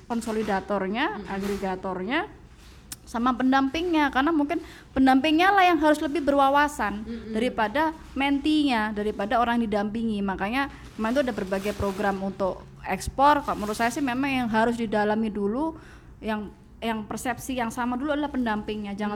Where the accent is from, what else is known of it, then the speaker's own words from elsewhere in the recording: Java, Indonesia; Nah kalau saya kan saya orang Jawa mbak, kalau makan saya pakai tangan, ya kan.